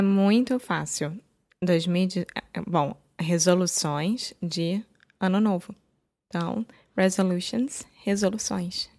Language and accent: Portuguese; Rio de Janeiro, Brazil; Eu sou brasileira, carioca do Rio de Janeiro